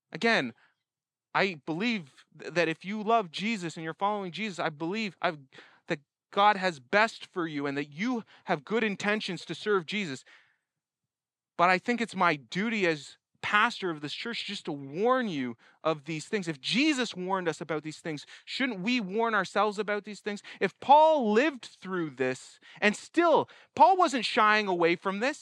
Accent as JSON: {"language": "English", "country": "Canada", "said": "I'm a Canadian here"}